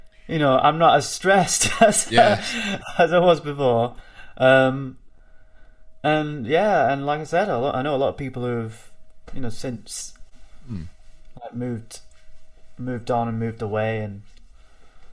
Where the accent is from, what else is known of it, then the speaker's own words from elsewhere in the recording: Bolton, North West England, United Kingdom; I am a musician from Bolton